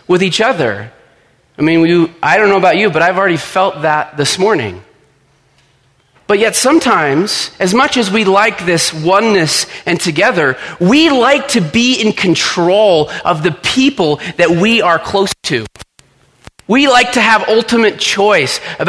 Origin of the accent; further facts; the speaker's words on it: Littleton, Colorado, United States; moved away as an adult; I grew up in Littleton